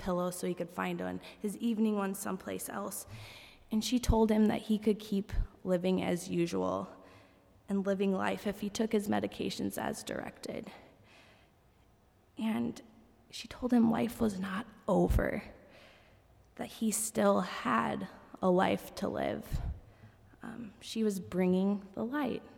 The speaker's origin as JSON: {"language": "English", "country": "United States", "also_born_or_lived": "South Africa", "said": "I was from America"}